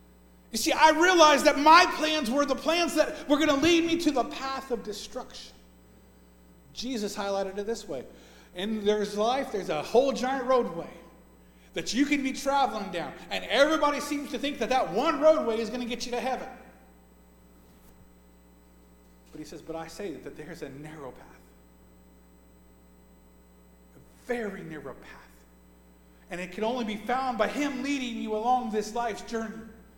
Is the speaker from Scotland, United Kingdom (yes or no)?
yes; Scotland, United Kingdom; Because you don't realize that I'm Scottish. And if I'm Scottish, I have a temper like crazy